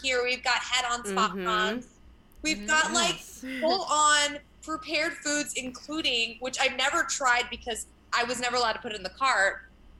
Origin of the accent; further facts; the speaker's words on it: New Jersey, United States; moved away as an adult; growing up in South Jersey was really interesting